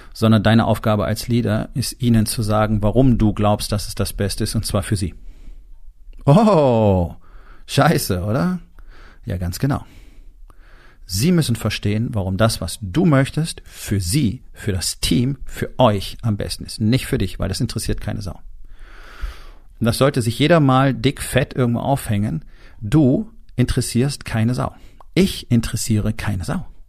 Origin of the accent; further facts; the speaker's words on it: Germany; bei uns in Deutschland